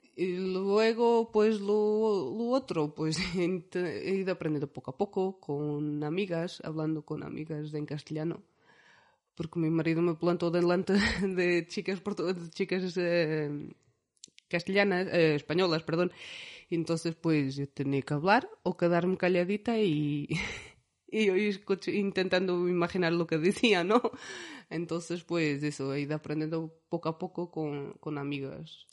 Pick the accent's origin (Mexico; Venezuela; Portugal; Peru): Portugal; Centro; Spanish is a second language; moved away as an adult; also born or lived in Vitoria, Spain; now in Izarra, Spain; nosotros nacemos en Portugal, eh, somos del centro de Portugal. Eh, tanto yo como mi marido somos de un, yo soy de un pueblo